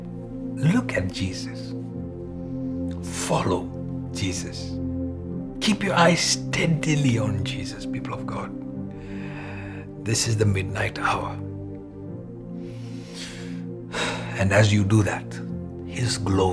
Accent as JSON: {"language": "English", "area": "Malayali", "region": "Kerala", "country": "India", "first_language": "Malayalam", "second_language": "English", "said": "All my Malayali people"}